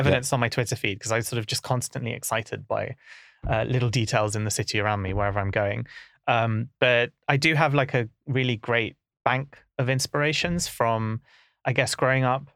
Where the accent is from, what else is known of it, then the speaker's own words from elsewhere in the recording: London, United Kingdom; growing up in Camden was, you know, it's a very diverse place